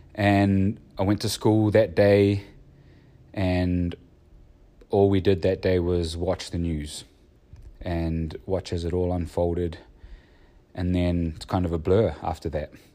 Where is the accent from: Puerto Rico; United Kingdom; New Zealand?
New Zealand; growing up in New Zealand